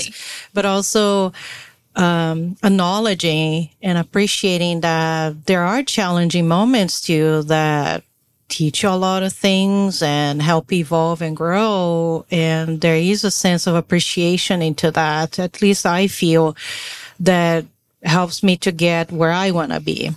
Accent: Brazil; now in United States; I am born and raised in Brazil

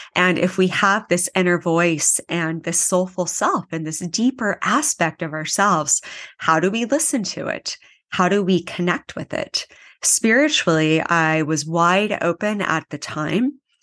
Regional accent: Anchorage, Alaska, United States; moved away as an adult; now in Kauai, United States; I am from Anchorage, Alaska

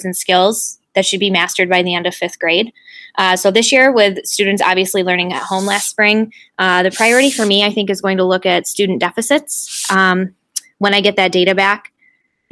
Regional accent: Liverpool, New York, United States; also born or lived in Oswego, New York; I just moved back to my hometown. I'm starting my 5th year currently in the Liverpool Central School District, which is just outside of Syracuse

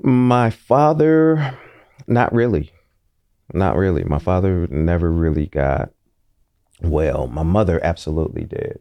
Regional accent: Oakland, California, United States; growing up in Deep East Oakland

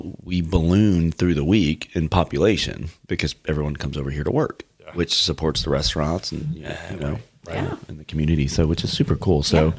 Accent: Florida, United States; now in Dallas, United States; I'm from Florida. Like, I grew up in the Gulf of Mexico.

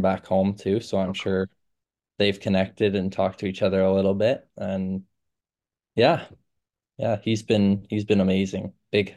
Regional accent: Milton, Ontario, Canada; moved away; growing up in Milton

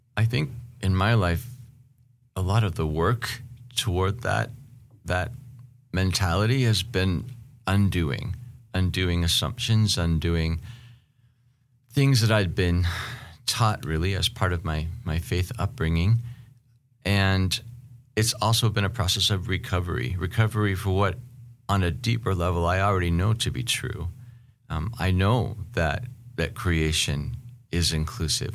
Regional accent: Seattle, Washington, United States; moved away; also born or lived in Istanbul / Chicago / Vancouver; I was born and raised in Seattle

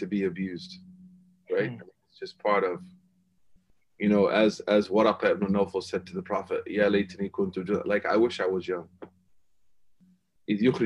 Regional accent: Oklahoma, United States; moved away; I'm just from Oklahoma

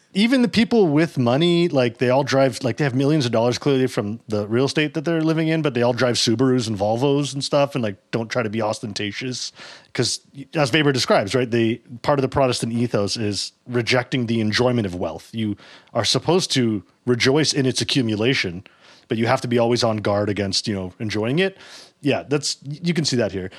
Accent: Toronto, Ontario, Canada; I grew up in Toronto

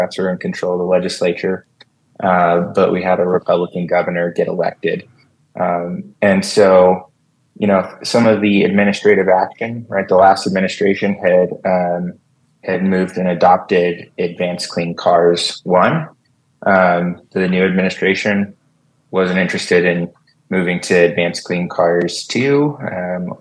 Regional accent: Las Vegas, Nevada, United States; I was born and raised here in Las Vegas, so I grew up here.

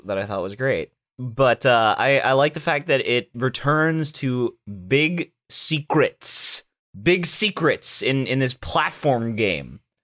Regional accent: Orlando, Florida, United States; I was famous though in my hometown, very briefly, in my hometown of Orlando

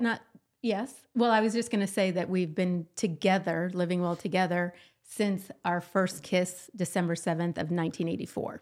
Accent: Columbus, Ohio, United States; born or raised there; also born or lived in Boston / Chicago; now in Dayton, United States

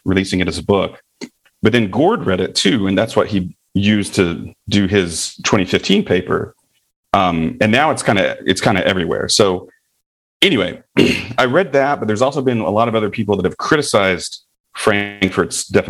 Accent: the South, United States; accent: Southern; growing up in the South

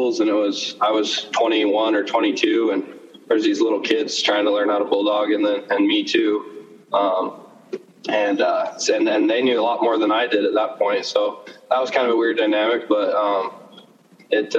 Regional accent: Baker City, Oregon, United States; I'm from Baker City, Oregon

